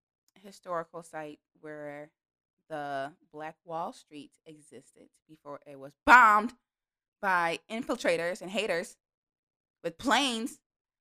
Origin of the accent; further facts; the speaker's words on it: Illinois, United States; I'm from Illinois, and yeah, we got Chicago and it's popping up there, but Illinois is mainly farmland. So I just have to know this. I know a little bit about farming because I lived in central Illinois.